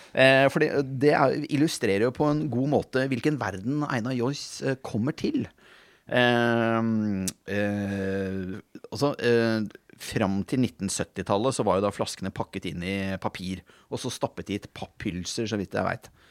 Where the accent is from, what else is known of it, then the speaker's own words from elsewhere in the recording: Bergen, Vestland, Norway; jeg er født i Bergen selv